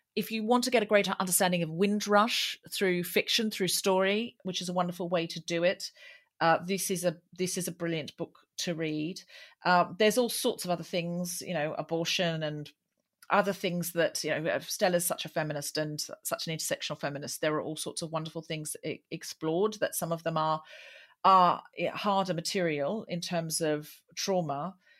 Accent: Australia; now in London, United Kingdom; I'm from Australia

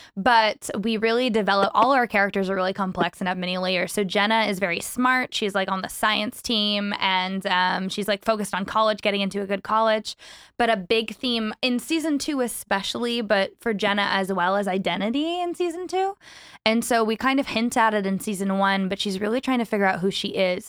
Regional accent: Vancouver, British Columbia, Canada; born and raised Vancouver, BC, and I also reside there currently.

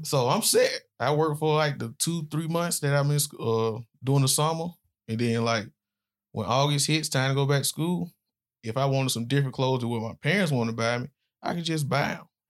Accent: Birmingham, Alabama, United States; moved away as an adult; also born or lived in Florida; I was born in Birmingham, Alabama, not far from where we at now. So, I grew up in pretty much rough neighborhood

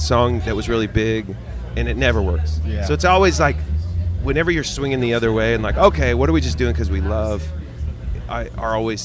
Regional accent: Eugene, Oregon, United States; I grew up in Eugene, Oregon

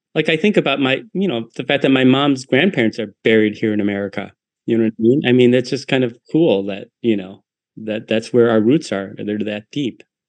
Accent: Detroit, Michigan, United States; born or raised there

